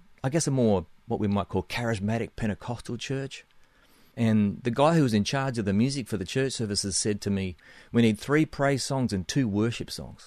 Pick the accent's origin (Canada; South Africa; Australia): Australia; accent: between Australian and New Zealand; also born or lived in Nashville, United States; now in New Zealand; I'm beaming in to make this podcast from my home in New Zealand, but I'm originally from Australia. That's the accent, somewhere between Australia and New Zealand, I guess.